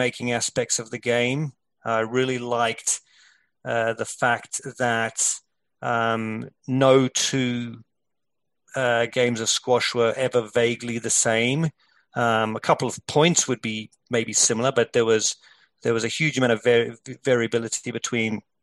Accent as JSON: {"language": "English", "country": "South Africa", "tie": "born or raised there", "moved": "yes", "said": "growing up in South Africa"}